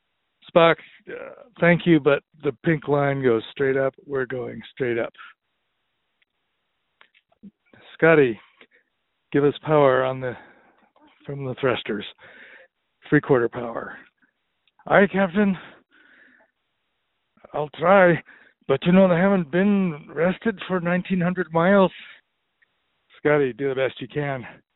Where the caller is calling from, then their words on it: Butte, Montana, United States; I'm calling from Butte, Montana.